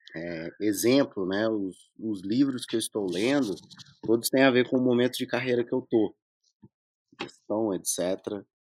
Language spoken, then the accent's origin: Portuguese; Minas Gerais, Brazil; sou mineiro